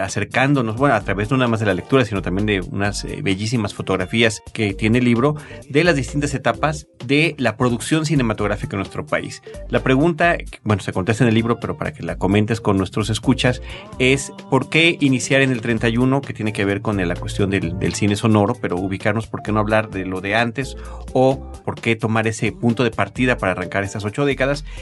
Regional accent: Campeche, Mexico; moved away; fue en mi tierra

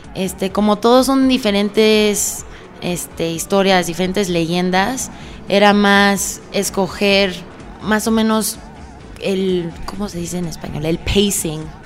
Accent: Mexico City, Mexico; moved away as an adult; now in Vancouver, Canada; yo pues también soy de la Ciudad de México, pero vivo en Canadá

